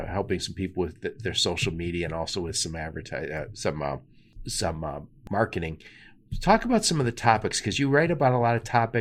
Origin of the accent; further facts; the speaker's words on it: Detroit, Michigan, United States; I'm from Detroit